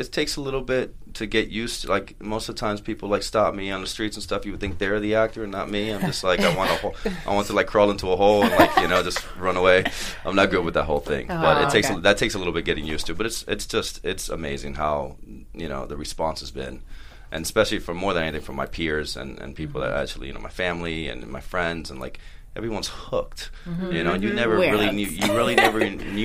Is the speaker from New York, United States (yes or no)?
no; Florida, United States; now in Los Angeles, United States; I grew up in Florida